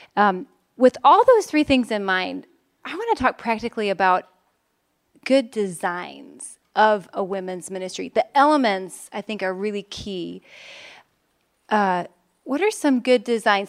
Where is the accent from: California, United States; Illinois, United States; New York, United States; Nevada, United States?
Illinois, United States; Chicago; now in Philadelphia, United States; I am from Chicago, Illinois originally, but I now live in Philadelphia, Pennsylvania